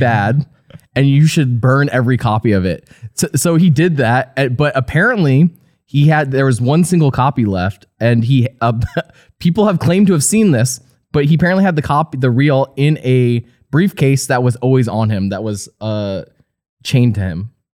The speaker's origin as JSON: {"language": "English", "region": "New Jersey", "country": "United States", "tie": "born or raised there", "said": "I grew up in New Jersey"}